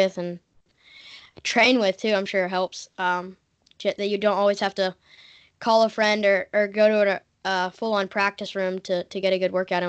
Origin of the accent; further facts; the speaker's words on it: Tennessee, United States; I'm from Tennessee